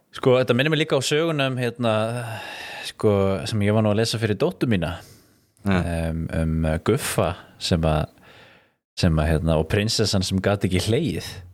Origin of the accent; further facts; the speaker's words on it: Iceland; alast upp á Íslandi á þeim tíma sem að ég var alast upp